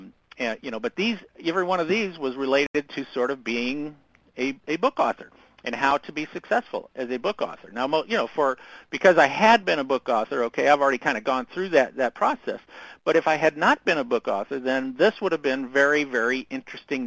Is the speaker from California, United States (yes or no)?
no; Southern Indiana, United States; I grew up in Southern Indiana